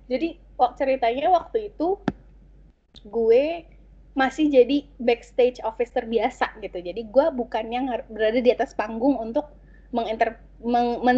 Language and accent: Indonesian; Indonesia; accent: Indonesian; jadi gue apa ya bawaan logat Indonesia gue atau logat bahasa Inggris gue tuh meng, seakan menghilang kalau gue ngomong bahasa Korea